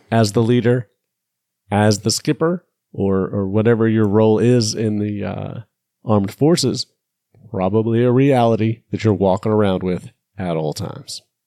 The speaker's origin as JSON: {"language": "English", "country": "United States", "said": "I'm American"}